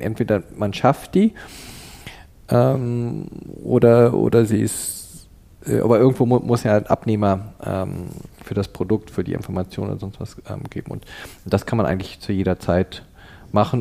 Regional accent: Canada; moved away as an adult; also born or lived in Cologne, Germany; now in Berlin, Germany; in Deutschland in Köln geboren und in Kanada aufgewachsen, ab dem Alter von neun Jahren, habe also meine formativen Jahre in, in Kanada verbracht

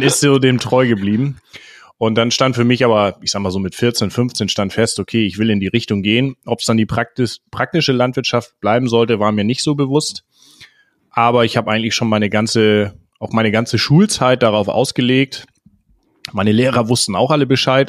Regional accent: Schleswig-Holstein, Germany; ich komme ursprünglich aus Schleswig-Holstein und bin da auf einem ja, jetzt Ackerbaubetrieb groß geworden

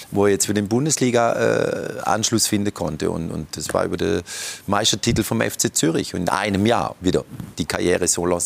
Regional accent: Konstanz, Baden-Württemberg, Germany; moved away as an adult; now in Switzerland; Ach Gott, ich bin ja aufgewachsen in Konstanz, also quasi Kreuzlingen Nord.

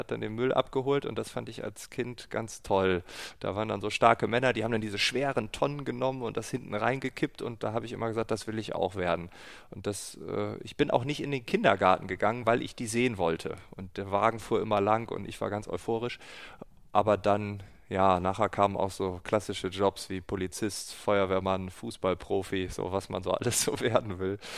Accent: Großefehn, Lower Saxony, Germany; also born or lived in Aurich; In Aurich geboren, aufgewachsen in Große Feen, einem kleinen Dorf. Äh, das liegt in Ostfriesland.

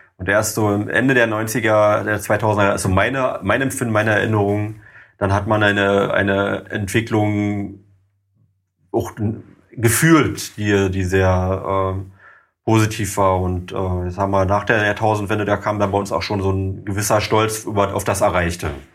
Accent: East Germany, Germany; die Menschen aus dem Osten, also sogar ich

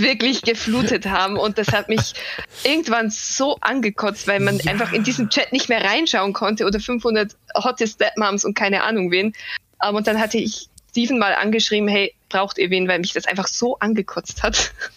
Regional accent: Bavaria, Germany; ich komme zwar aus Bayern und zwar wirklich aus dem größten, wie gesagt, Pampa direkt am Land

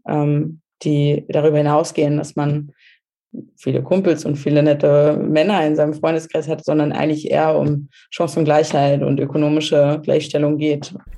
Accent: Germany; moved away; wo ich aufgewachsen bin in Deutschland

